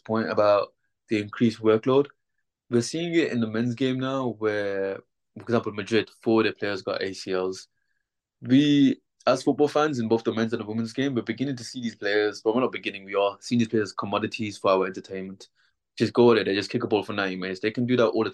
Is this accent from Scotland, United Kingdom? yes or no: no; Birmingham, West Midlands, United Kingdom; I'm from Birmingham, born and raised.